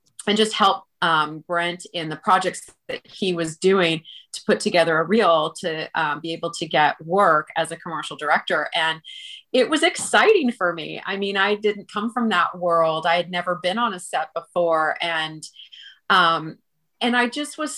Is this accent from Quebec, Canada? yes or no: no; Vancouver, British Columbia, Canada; moved away as an adult; now in Los Angeles, United States; I'm from Vancouver, the West Coast